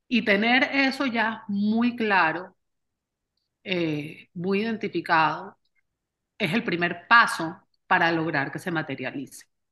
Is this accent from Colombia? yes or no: yes; Barranquilla, Atlántico, Colombia; moved away as an adult; also born or lived in Austin, Texas; now in United States; yo soy colombiana, nacida y criada en Barranquilla